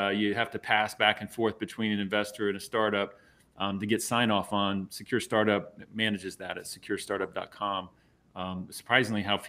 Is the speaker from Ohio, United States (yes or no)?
no; Savannah, Georgia, United States; I was born in Savannah